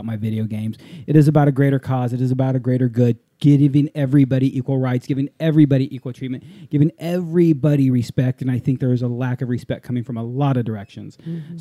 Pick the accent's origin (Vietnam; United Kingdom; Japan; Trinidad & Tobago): Japan; moved away; growing up in Japan for a while